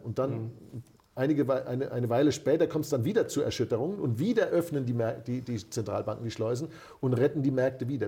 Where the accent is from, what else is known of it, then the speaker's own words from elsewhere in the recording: Germany; dass wir uns eingebildet haben als Deutsche